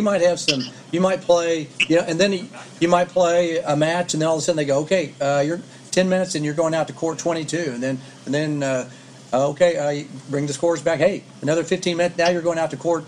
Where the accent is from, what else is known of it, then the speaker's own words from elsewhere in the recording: Oklahoma, United States; now in Texas, United States; in Oklahoma when I grew up